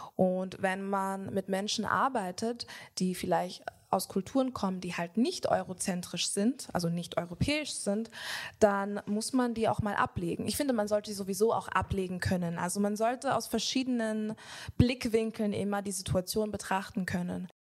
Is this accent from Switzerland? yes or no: no; Jamaica; Ich komme selber aus Jamaika